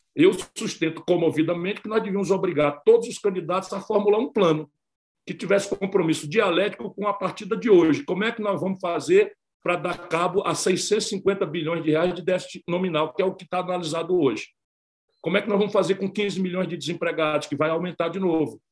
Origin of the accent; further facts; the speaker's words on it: Brazil; como brasileiro e democrata